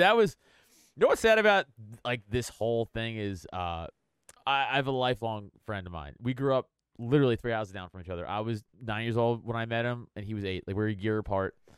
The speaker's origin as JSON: {"language": "English", "town": "New York City", "region": "New York", "country": "United States", "tie": "born or raised there", "also_born_or_lived": "Philadelphia area", "moved": "as an adult", "lives_now": "Philadelphia, United States", "said": "I am from Staten Island"}